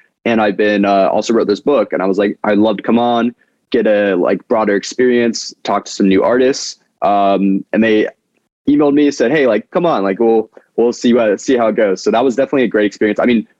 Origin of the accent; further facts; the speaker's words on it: United States; And I was like, I'm from America.